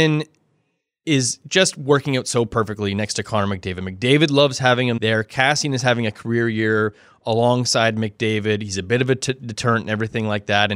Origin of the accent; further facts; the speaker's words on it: Canada; I'm a Canadian